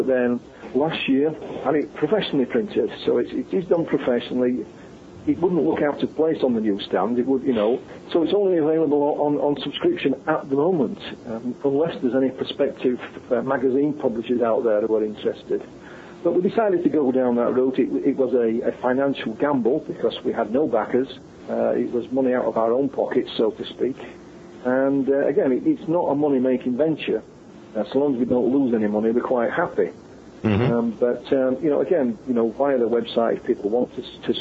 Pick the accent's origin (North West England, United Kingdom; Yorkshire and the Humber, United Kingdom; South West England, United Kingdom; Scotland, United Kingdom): Yorkshire and the Humber, United Kingdom; I come from Yorkshire, we're known as being, you know, tight with our money